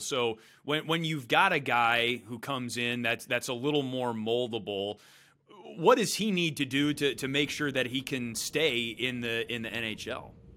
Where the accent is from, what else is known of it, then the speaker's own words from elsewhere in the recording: Brookfield, Wisconsin, United States; I grew up in Brookfield